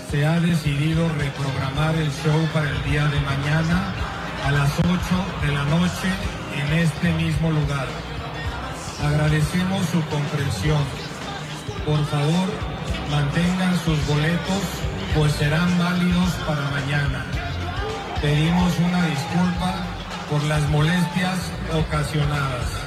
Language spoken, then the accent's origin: Spanish; Celaya, Guanajuato, Mexico; De Celaya.